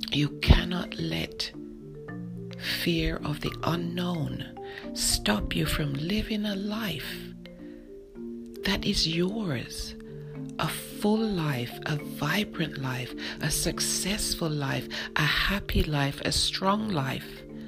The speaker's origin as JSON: {"language": "English", "region": "London", "country": "United Kingdom", "tie": "born or raised there", "moved": "yes", "said": "I grew up in London, England"}